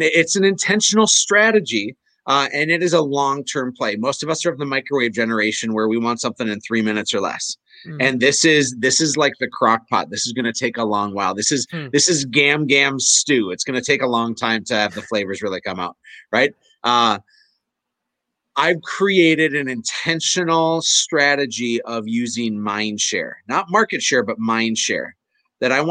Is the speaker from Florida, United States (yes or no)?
no; Fargo, North Dakota, United States; I'm from Fargo